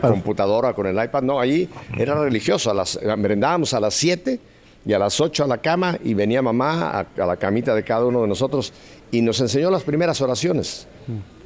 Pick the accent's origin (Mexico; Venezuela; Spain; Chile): Mexico; Mexico City; yo soy nacido en Ciudad de México con mucho orgullo, soy mexicano